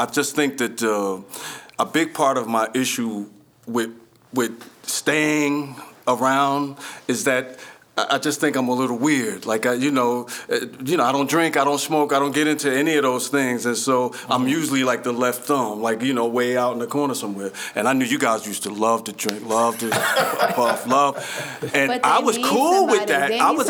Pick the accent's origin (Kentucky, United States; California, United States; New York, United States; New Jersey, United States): New Jersey, United States; Paterson; I'm from Patterson.